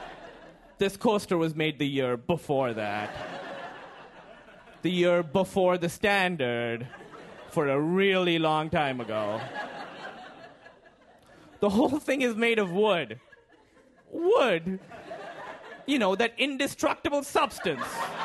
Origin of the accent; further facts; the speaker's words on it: Pakistan; moved away; And I'm from Pakistan.